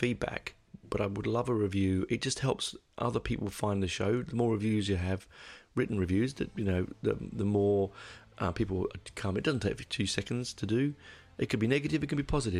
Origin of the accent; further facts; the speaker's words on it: United Kingdom; I'm a Brit